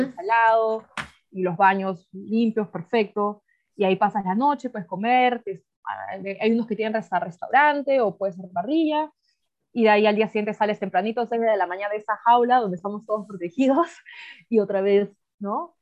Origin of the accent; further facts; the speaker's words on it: Peru; moved away as an adult; now in South Africa; yo también como ahí peruana, un restaurante yo chambeé duro